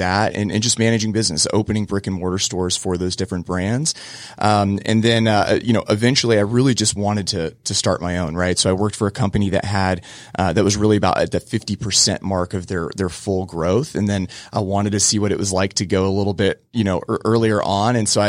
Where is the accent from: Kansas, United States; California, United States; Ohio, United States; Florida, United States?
Florida, United States; Cocoa; I grew up in Cocoa, Florida, surfing, skateboarding